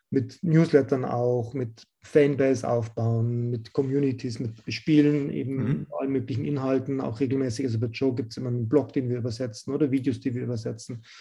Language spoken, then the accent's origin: German; Rosenheim, Bavaria, Germany; Da haben wir das erste Event in, in Rosenheim gemacht, in meiner Heimatstadt